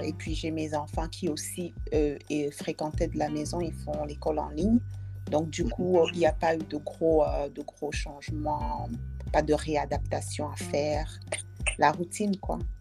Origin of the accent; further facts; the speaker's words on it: Dschang, West, Cameroon; moved away as an adult; now in Canada; j'ai grandi à Tchang